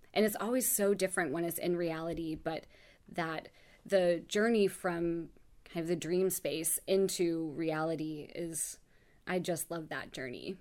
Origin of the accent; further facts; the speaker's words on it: Oak Ridge, Tennessee, United States; moved away as an adult; also born or lived in Los Angeles / New York; I grew up in Oak Ridge, Tennessee, which is a small town outside of Knoxville